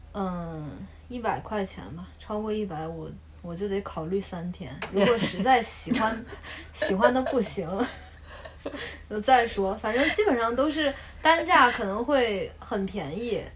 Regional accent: Yiwu, Zhejiang, China; 小商品爱好者，我是义乌的嘛？

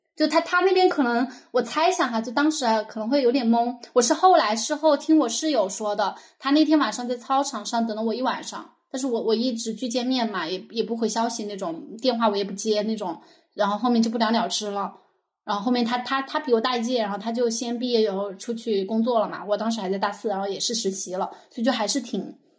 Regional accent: Meishan, Sichuan, China; 我老家是眉山的嘛

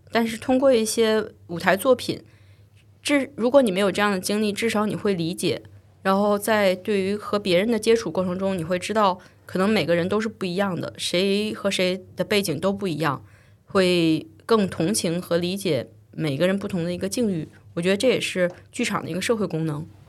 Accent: China; now in United Kingdom; 我作为一个中国制作人，在英国生活和工作

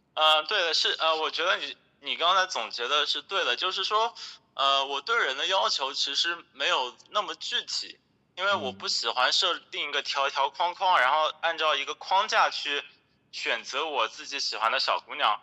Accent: Hangzhou, Zhejiang, China; moved away as an adult; also born or lived in Shanghai; 我是杭州人嘛，从小在杭州长大，然后大学的时候，呃，去了上海，毕业后呢，在上海大概工作了四年左右

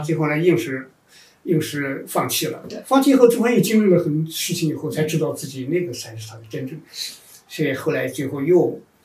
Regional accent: China; 因为我们中国人在农业社会出来以后，就是一个非常好奇的存在

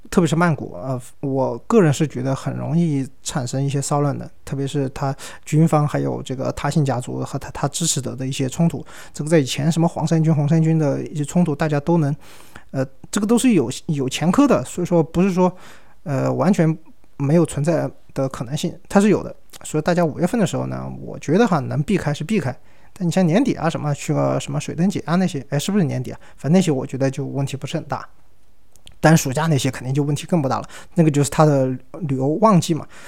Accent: Yunnan, China; 我们云南这边儿

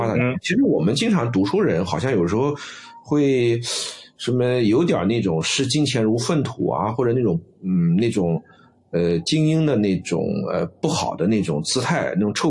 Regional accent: China; 我们中国人讲叫水土，但是西西方人讲叫环境决定嘛。

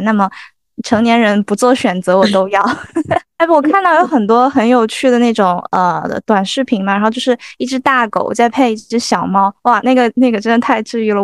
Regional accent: the Northwest, Northwest China, China; moved away; also born or lived in Jiangnan / Greater Bay Area; 我来自大西北，一路南下求学，从江南到湾区

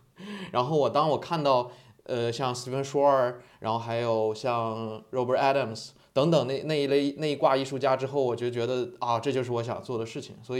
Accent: Northeast China, China; 因为我本身东北人，被我在东北的亲人听到了之后，空耳成了花盆

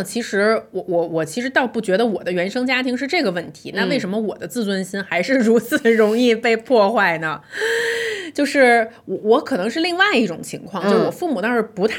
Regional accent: China; 因为你知道咱中国女婿，

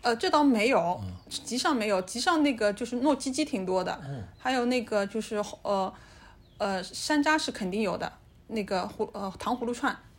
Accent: Shanghai, China; 我们上海人

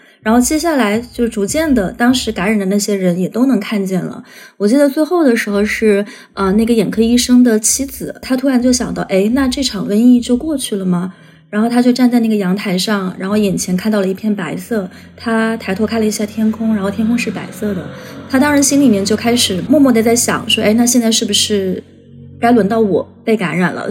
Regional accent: Guizhou, China; moved away; 作为贵州人

